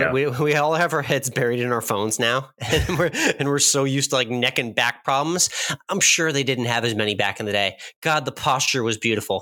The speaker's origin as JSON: {"language": "English", "region": "Texas", "country": "United States", "tie": "born or raised there", "said": "We're back in my home state of Texas."}